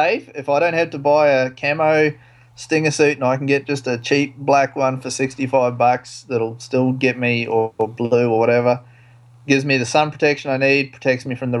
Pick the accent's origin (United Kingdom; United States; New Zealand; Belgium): New Zealand; now in Australia; I am a Kiwi, so I've never found North Queensland cold, so I've never had a wetsuit.